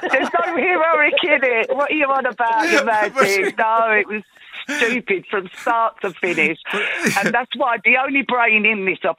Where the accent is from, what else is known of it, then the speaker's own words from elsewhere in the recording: Ballycroy, Connacht, Ireland; moved away; Very proud of my Mayo roots.